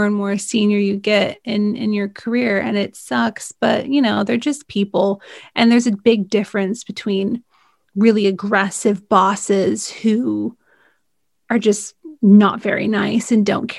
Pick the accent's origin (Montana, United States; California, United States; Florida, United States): California, United States; I'm from California